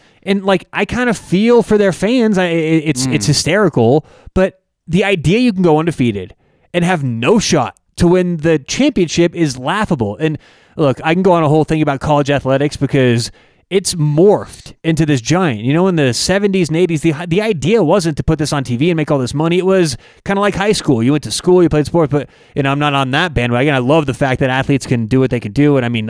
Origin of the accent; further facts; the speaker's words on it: Colorado, United States; I grew up in Colorado and I love CU.